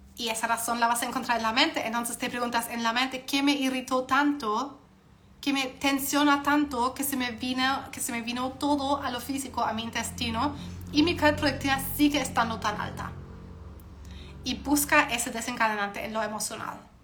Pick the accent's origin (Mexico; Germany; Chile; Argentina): Germany; soy alemana